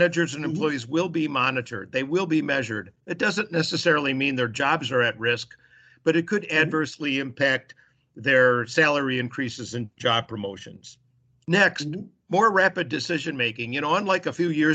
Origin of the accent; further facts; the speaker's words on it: Chicago, Illinois, United States; I was raised in Chicago